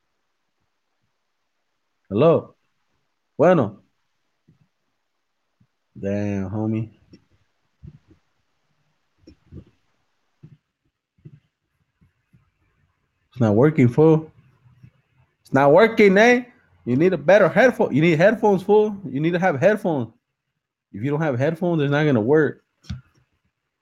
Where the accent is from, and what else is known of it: Salinas, California, United States; born or raised there